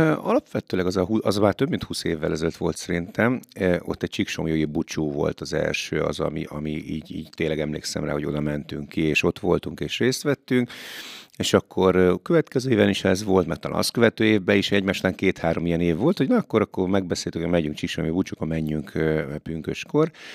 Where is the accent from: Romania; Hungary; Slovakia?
Hungary; mikor költöztem ki Magyarba